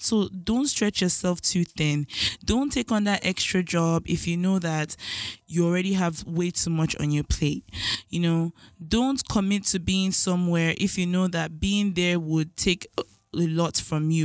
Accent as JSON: {"language": "English", "country": "Nigeria", "said": "as a Nigerian child"}